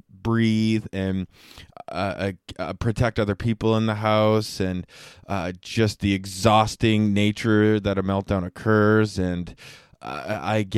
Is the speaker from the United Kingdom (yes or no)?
no; Canada; I am from Canada